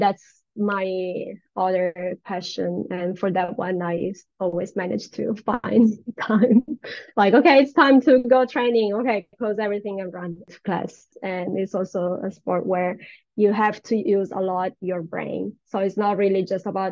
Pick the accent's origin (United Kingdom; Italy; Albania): Italy; moved away as an adult; now in United States; I was born in Italy and grew up, I stayed there for 30 years and then I moved here.